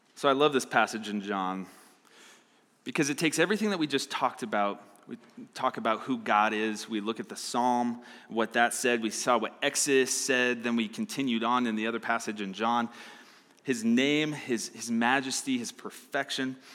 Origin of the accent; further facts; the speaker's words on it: Arizona, United States; now in Fort Collins, United States; I'm from Arizona